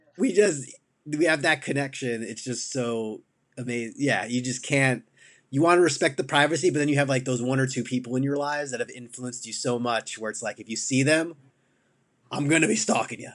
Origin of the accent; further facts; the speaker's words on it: New York, United States; I'm from New York